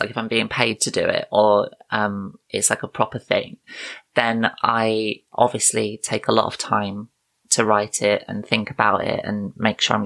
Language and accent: English; United Kingdom; I am a comedian from the United Kingdom